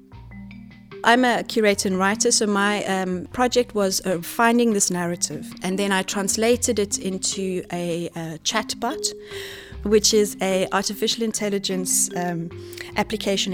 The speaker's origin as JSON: {"language": "English", "country": "South Africa", "moved": "yes", "said": "I'm from South Africa"}